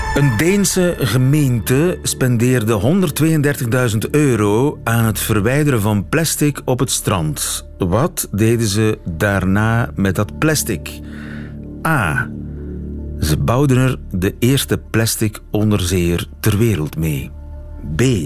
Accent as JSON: {"language": "Dutch", "region": "Flanders", "country": "Belgium", "said": "bij ons in Vlaanderen"}